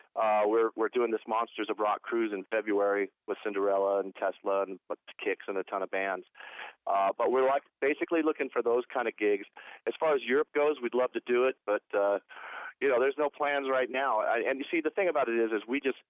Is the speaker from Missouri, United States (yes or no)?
no; Portland, Oregon, United States; moved away; also born or lived in Los Angeles, California / Cleveland, Ohio; I was born in Portland, Oregon, grew up in Portland, Oregon, lived in L.A. most of my life